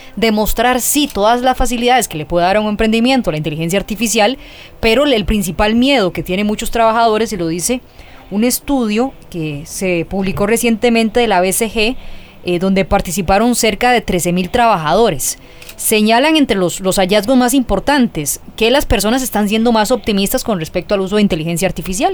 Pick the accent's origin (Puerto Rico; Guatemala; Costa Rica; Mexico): Costa Rica; yo pienso como tica